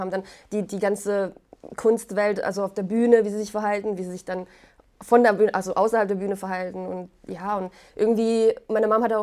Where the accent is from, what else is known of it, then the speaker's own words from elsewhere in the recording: Poland; German is a second language; ich komme ja aus Polen. Ich, wir sind dort ähm, in so einem Viertel gewesen, wo ganz viele Schauspieler gelebt haben.